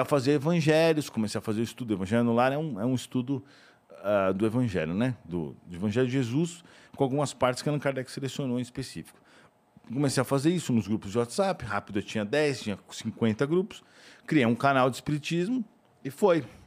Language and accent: Portuguese; São Paulo, Brazil; eu sou de São Paulo, né? Morava aqui, tá, Vila Mariana